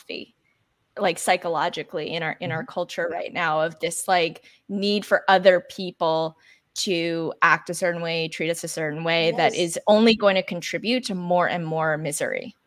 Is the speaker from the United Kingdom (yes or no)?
no; Canada; I grew up in Canada where we have, you know, socialized healthcare